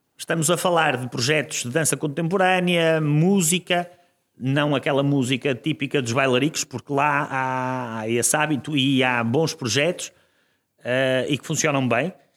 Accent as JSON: {"language": "Portuguese", "town": "Guimarães", "region": "Norte", "country": "Portugal", "also_born_or_lived": "Joane, Vila Nova de Famalicão", "said": "Eu sou, eu sou de Ronf, Guimarães, mas estudei uh, no secundário, na preparatória e no secundário em Joano, que já é Famalicão"}